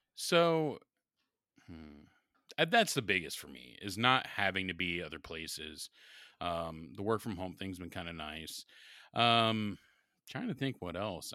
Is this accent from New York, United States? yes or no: no; Columbus, Ohio, United States; growing up in Southern Columbus for high school